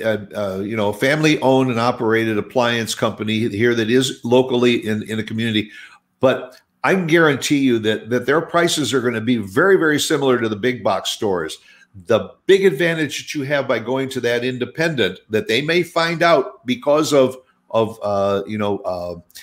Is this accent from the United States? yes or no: yes; Midwest, United States; now in Dallas-Fort Worth, United States; I grew up in the Midwest